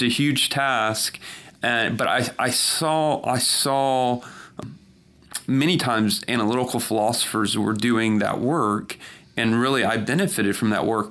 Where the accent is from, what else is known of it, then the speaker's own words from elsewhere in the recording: South Georgia, United States; I grew up mostly in South Georgia